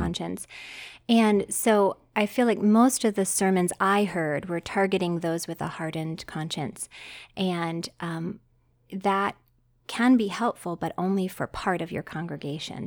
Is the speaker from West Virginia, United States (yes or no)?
yes; West Virginia, United States; moved away as an adult; also born or lived in Arizona; I grew up in West Virginia